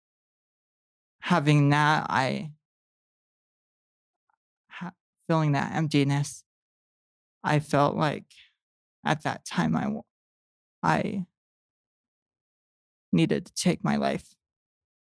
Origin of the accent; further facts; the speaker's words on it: West Valley City, Utah, United States; moved away as an adult; also born or lived in Arizona / Vernal, Utah; now in Tooele, United States; I grew up in West Valley.